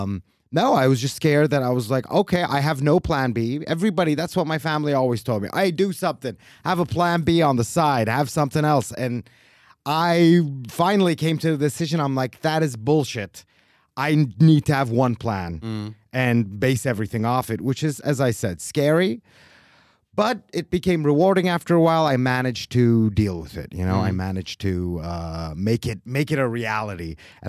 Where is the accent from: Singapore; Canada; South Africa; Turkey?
Turkey; Istanbul; English is a second language; moved away as an adult; also born or lived in United States; now in Switzerland; So I was born in Turkey. And then when I was a very small baby, we moved to America with my parents. So I was there until I was 10 years old. Mm. And then the next 10 years, I was in Istanbul.